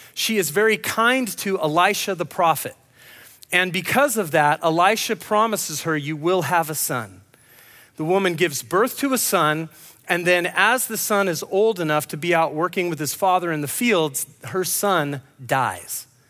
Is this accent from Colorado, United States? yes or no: no; Grants Pass, Oregon, United States; moved away; I'm from Grants Pass